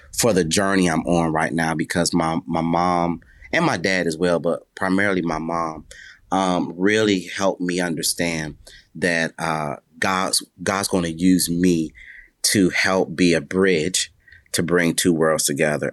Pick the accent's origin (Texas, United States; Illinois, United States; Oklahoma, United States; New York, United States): New York, United States; Buffalo; I was born in Buffalo, New York